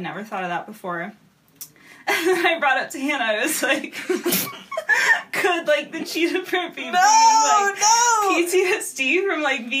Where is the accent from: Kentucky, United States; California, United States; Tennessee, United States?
California, United States; Southern; also born or lived in Montana; as you know. I'm from Southern California, and so I came out to college in Montana